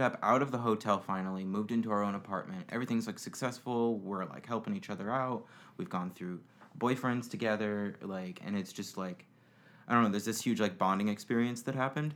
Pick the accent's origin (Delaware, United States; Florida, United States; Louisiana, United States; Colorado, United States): Florida, United States; also born or lived in Indiana; moved here when I was about six years old, and I've lived here for the past 22 years